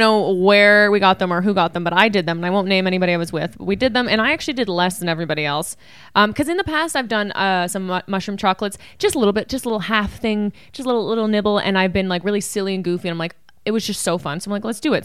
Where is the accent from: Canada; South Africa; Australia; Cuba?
Canada; We are Canadian